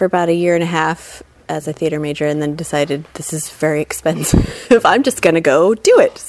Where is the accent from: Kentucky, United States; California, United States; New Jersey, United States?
California, United States; Fullerton; I grew up here in Fullerton, and I studied at Fullerton High School, and I went to Chapman University briefly